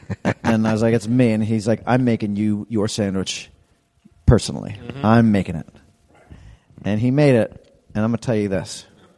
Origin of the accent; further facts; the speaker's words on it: New York City, New York, United States; growing up in New York City, we just didn't do Arby's.